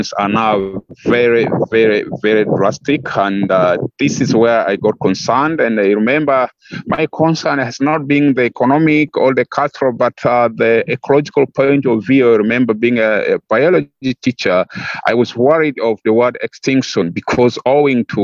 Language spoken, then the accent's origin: English; West Nile, Uganda; my home area, which is West Nile. West Nile is northwestern part of Uganda